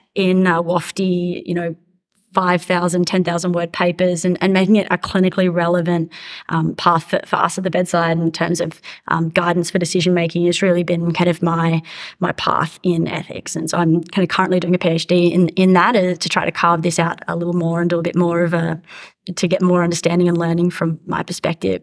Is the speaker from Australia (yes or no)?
yes; Australia; accent: Australian; now in United States; as you can hear from my accent, I'm Australian, but I, I work in, in the US.